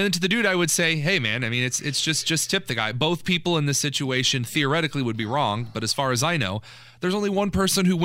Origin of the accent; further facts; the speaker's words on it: New Castle, Indiana, United States; I grew up near Newcastle, Indiana. I went to Los Amigos in Newcastle for 18 years of my life